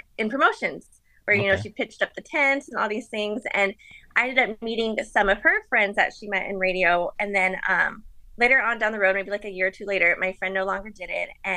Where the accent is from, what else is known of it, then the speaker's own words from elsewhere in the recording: Phoenix, Arizona, United States; growing up in Phoenix, I was a really big Diamondbacks fan